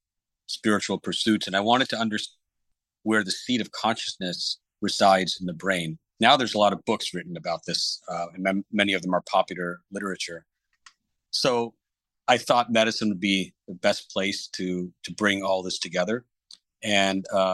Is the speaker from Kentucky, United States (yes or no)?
no; Fort Worth, Texas, United States; I grew up in Fort Worth, Texas